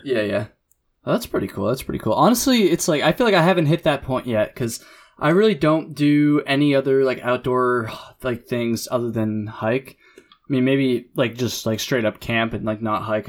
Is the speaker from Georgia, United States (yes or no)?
no; Jericho, Vermont, United States; also born or lived in Burlington, Vermont; the town I grew up in in Jericho